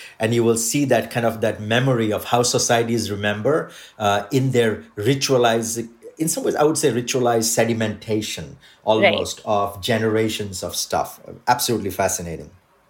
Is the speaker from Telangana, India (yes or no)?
no; Odisha, India; first language Odia; English is a second language; my mother tongue is Odia. My Odia grandmother used to call